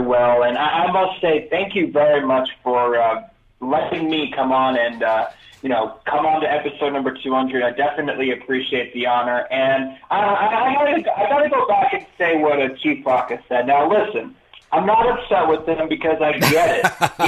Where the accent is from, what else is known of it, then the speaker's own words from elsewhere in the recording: New York, United States; moved away as an adult; now in Denver, United States; I'm from New York, but I moved out to Denver, Colorado about 7 years ago